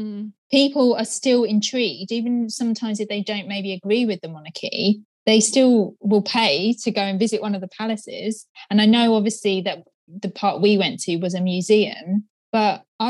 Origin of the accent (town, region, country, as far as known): United Kingdom